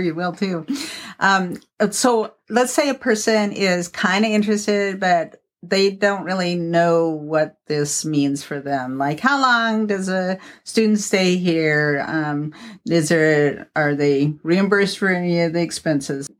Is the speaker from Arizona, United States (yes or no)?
yes; Arizona, United States; also born or lived in Warrenton, Oregon / Brownsmead, Oregon; now in Oregon, United States; I grew up in Arizona